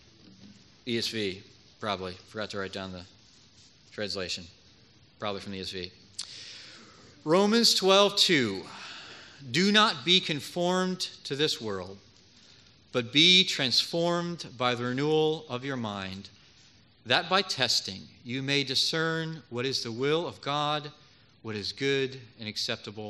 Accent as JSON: {"language": "English", "town": "Philadelphia", "region": "Pennsylvania", "country": "United States", "tie": "born or raised there", "also_born_or_lived": "Georgia / St. Louis", "moved": "as an adult", "said": "I was born and raised in Philadelphia in the Germantown area, so not too far away from here"}